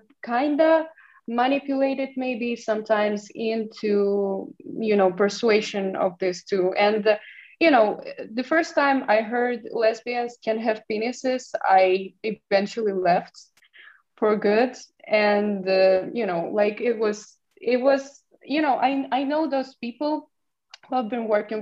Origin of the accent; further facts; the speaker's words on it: Ukraine; in my hometown, there were no, only lesbians, only women community. So I was a part of LGBT community. And it was, the body of this community and this implies for almost every LGBT community in Ukraine